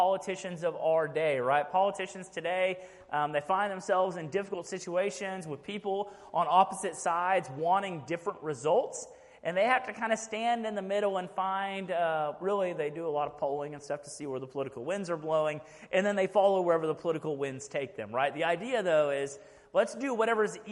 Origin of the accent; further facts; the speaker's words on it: Fort Bend ISD, Texas, United States; moved away as an adult; now in Rockdale, United States; I grew up in Fort Mend ISD